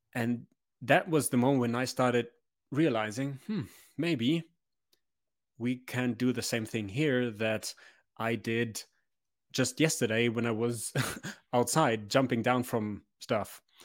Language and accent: English; Memmingen, Bavaria, Germany; now in Munich, Germany; I was born in Memmingen.